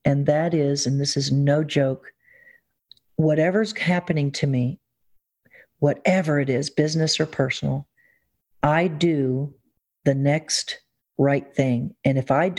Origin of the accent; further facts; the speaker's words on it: the South, Southern United States, United States; being a Southerner